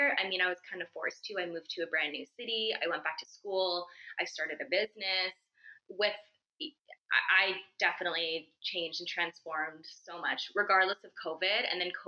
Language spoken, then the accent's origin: English; California, United States; I'm from California